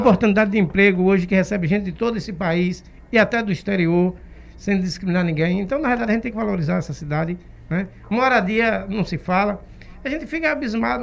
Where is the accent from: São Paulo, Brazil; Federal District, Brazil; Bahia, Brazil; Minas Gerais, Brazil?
Bahia, Brazil; Várzea da Roça; now in Camaçari, Brazil; na realidade eu sou do interior, sou de Vaza da Roça